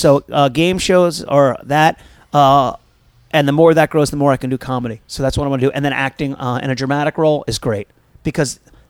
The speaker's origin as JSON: {"language": "English", "region": "Maryland", "country": "United States", "said": "I'm from Maryland."}